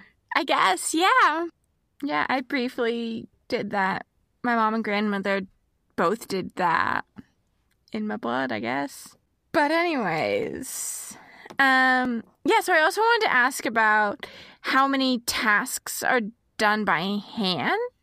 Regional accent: Texas, United States; now in Midwest, United States; we're both from Texas. I live in the Midwest right now

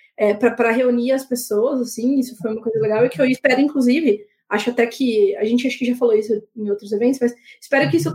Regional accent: Campinas, São Paulo, Brazil; now in Paulínia, Brazil; eu moro agora em Paulínia, né? Que é uma cidade pequena e tudo, mas eu sou de Campinas

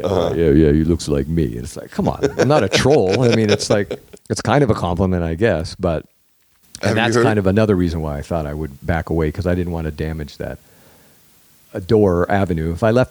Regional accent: Oregon, United States; And like I said, I came from Oregon thinking I was going to be the next John Candy.

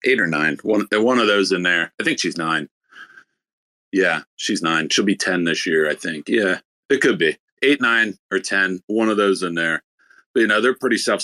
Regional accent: Philadelphia, Pennsylvania, United States; I'm from Philadelphia area

